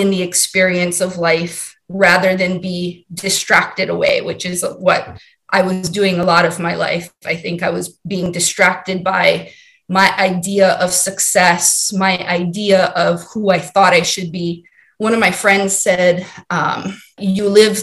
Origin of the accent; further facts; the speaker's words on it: Hawaii, United States; moved away as an adult; also born or lived in Maryland; Born and raised in Hawaii